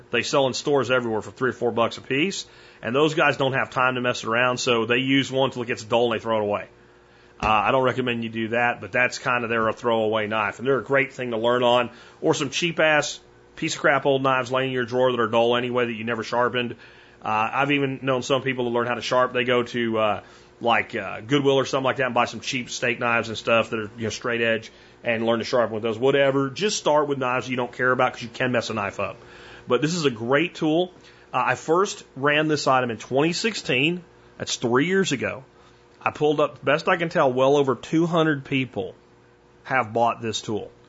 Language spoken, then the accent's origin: English; Pennsylvania, United States; also born or lived in Jacksonville, Florida; There's a lot of places that I loved as a kid where I grew up in Pennsylvania and Jacksonville, Florida as well as swamps.